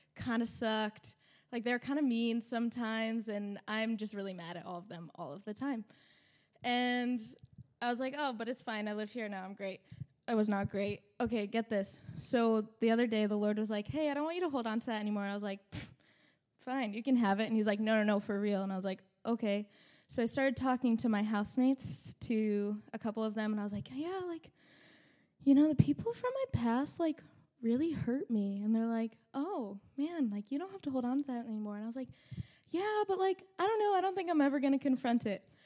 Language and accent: English; New England, United States; also born or lived in Midwest; I'm from New England, and New Englanders are really stubborn